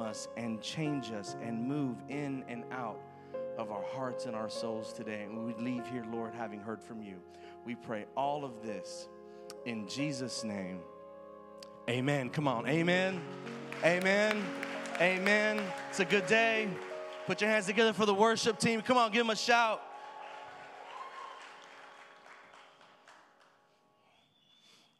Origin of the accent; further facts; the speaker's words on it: Houston, Texas, United States; I'm from the hood. I'm from the ghetto. I'm Mexican